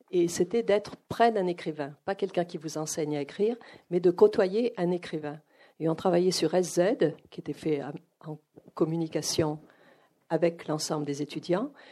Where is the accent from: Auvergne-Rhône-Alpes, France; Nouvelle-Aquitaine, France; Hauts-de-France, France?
Nouvelle-Aquitaine, France; Arcachon; moved away as an adult; also born or lived in United States; je viens donc euh, d'Arcachon, d'un milieu où on ne lisait pas